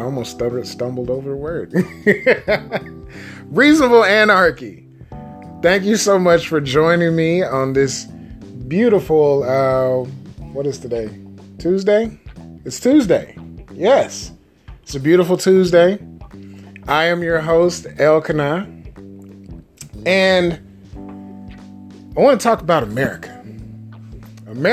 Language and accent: English; United States; being an American